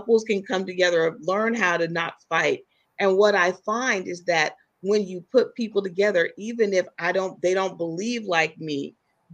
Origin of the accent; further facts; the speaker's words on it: Silicon Valley, California, United States; I'm from the Silicon Valley. So I grew up, you know, I went to the same high school as Steve Jobs